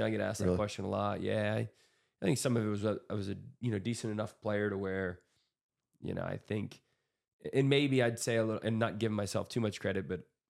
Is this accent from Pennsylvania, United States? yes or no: yes; Grove City, Pennsylvania, United States; also born or lived in Erie, Pennsylvania / Edinboro, Pennsylvania; And grew up, my childhood was Grove City, Pennsylvania. Incredible place to be raised. It's just an incredible community, a sports community, a loving community, a lot of phenomenal, just a lot of phenomenal people there.